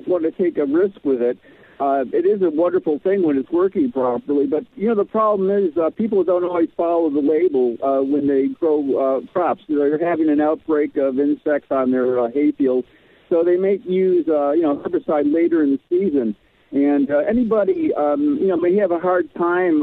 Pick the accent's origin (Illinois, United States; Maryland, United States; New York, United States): New York, United States; now in Southern California, United States; I'm from New York, so I don't really have many years of growing experience here in Southern California